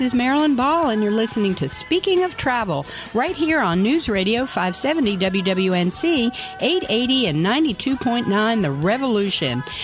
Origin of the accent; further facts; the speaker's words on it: Washington, District of Columbia, United States; I grew up in Washington, D C